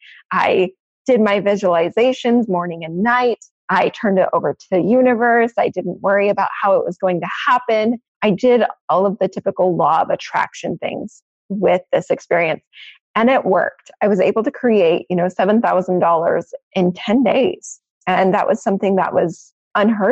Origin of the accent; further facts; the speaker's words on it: Maine, United States; moved away; I actually grew up in Maine.